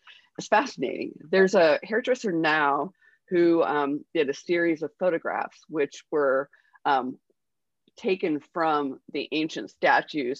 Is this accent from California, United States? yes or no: no; Honolulu, Hawaii, United States; moved away; I was born in Honolulu